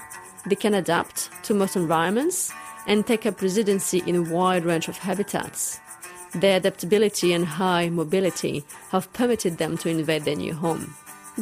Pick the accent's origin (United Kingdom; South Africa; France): France; moved away as an adult; now in New Zealand; I'm from France